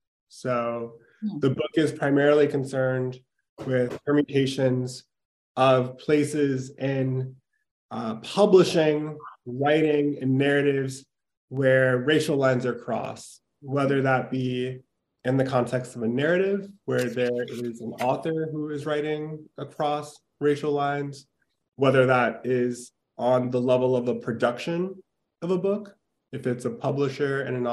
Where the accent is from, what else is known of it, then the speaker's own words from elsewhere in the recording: Minneapolis, Minnesota, United States; I am from Minneapolis. So I grew up there